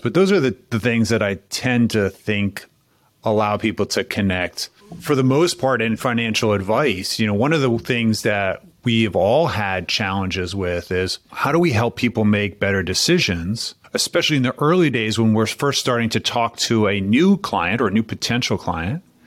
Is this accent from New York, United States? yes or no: yes; New York City, New York, United States; now in Philadelphia, United States; I grew up in New York City and then moved to Philadelphia.